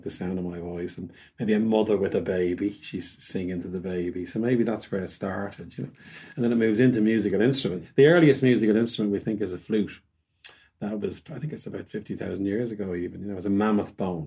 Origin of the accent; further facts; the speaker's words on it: Wicklow, Leinster, Ireland; I'm from Wicklow.